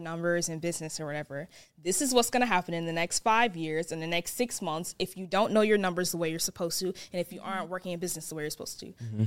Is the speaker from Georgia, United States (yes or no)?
yes; Atlanta, Georgia, United States; I'm born and raised in Atlanta, so I've never really physically moved anywhere.